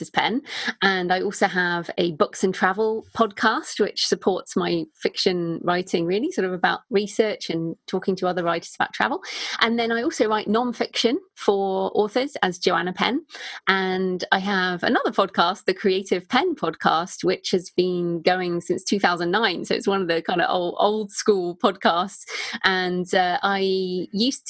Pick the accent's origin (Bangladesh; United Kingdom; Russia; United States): United Kingdom; accent: British; also born or lived in Bath; in case people didn't realize from my accent, I am British